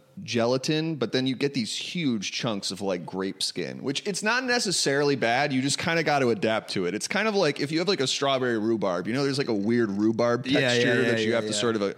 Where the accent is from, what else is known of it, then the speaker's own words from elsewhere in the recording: New York City, New York, United States; now in California, United States; I grew up in New York City, and now both of my siblings live way upstate in New York, like 5 hours north.